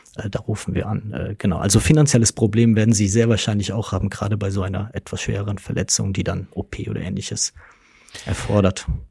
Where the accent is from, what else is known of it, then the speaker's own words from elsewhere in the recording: Westerwald, Rhineland-Palatinate, Germany; Ich komme von einem kleinen Dorf. Mhm im Westerwald, äh, bin, äh, lebe auch nach wie vor noch in meinem, äh, nach wie vor noch in meinem Heimatort